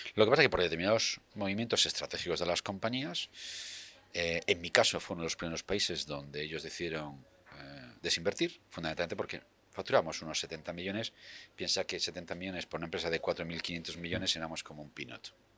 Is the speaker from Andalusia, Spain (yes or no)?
no; Region of Murcia, Spain; moved away as an adult; now in Madrid, Spain; yo soy murciano